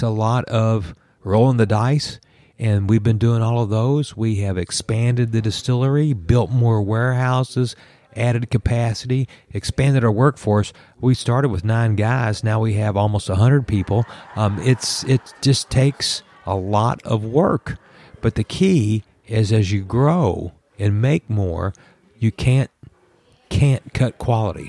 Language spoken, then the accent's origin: English; Kentucky, United States; growing up in Kentucky